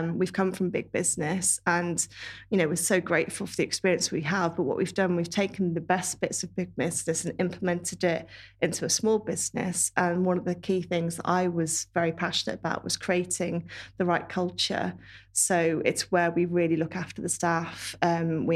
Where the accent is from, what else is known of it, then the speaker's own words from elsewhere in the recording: Worcestershire, West Midlands, United Kingdom; now in Shrewsbury, United Kingdom; I'm not far away. I'm from Worcestershire